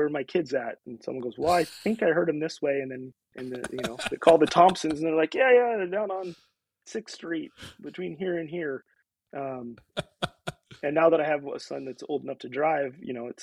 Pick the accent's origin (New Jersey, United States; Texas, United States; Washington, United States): Washington, United States; Aberdeen; also born or lived in Olympia, Washington; now in Port Angeles, United States; I was born in Aberdeen and knew small town and lived in Olympia, lived in other places